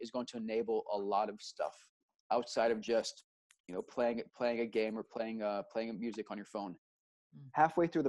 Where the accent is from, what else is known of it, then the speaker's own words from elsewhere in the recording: Austin, Texas, United States; moved away; also born or lived in Israel / New York; I grew up in Austin, Texas